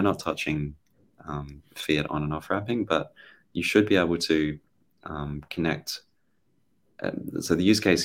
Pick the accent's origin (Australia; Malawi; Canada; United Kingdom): Australia; I'm Australian